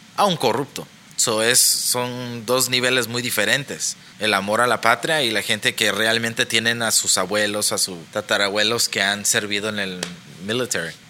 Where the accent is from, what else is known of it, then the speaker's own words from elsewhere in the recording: Mexico; now in United States; yo me siento orgulloso de ser mexicano